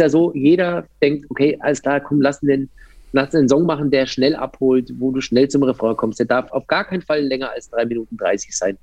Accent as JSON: {"language": "German", "town": "Landsberg am Lech", "region": "Bavaria", "country": "Germany", "tie": "born or raised there", "moved": "yes", "lives_now": "Berlin, Germany", "said": "Also ich komme eigentlich aus den Bergen so ein bisschen. Ja. Ich habe äh, aus Landsberg am Lech hast du so eine gute Stunde bis zum Fuß der, äh, der Zugspitze."}